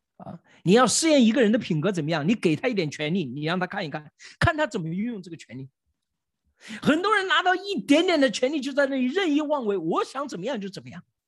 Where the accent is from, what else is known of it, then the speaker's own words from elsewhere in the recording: China; 我们中国人